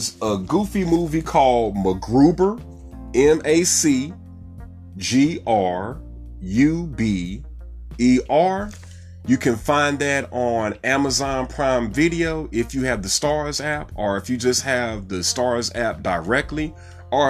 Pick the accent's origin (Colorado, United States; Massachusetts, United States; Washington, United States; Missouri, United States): Missouri, United States; St. Louis; now in Dallas, United States; my hometown, the St. Louis Battlehawks